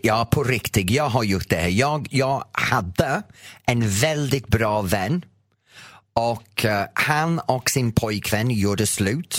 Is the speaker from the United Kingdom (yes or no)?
yes; England, United Kingdom; Swedish is a second language; now in Sweden; Jag kommer från England.